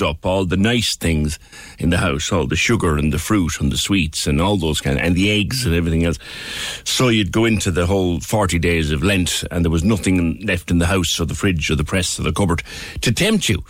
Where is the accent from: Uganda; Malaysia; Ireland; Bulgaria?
Ireland; we are very sweet mouthed in Ireland, and in Cork in particular.